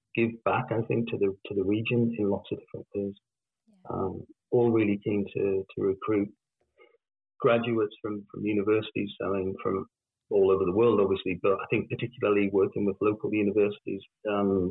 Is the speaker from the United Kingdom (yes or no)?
yes; the Northeast, North East England, United Kingdom; I'm from the Northeast